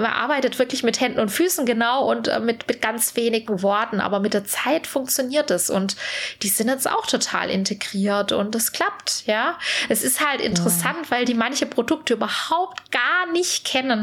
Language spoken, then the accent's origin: German; Swabia, Germany; ich bin ja Schwabe